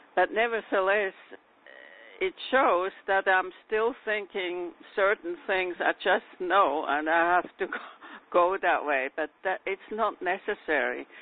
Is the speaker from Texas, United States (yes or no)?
no; New York City, New York, United States; I'm from New York City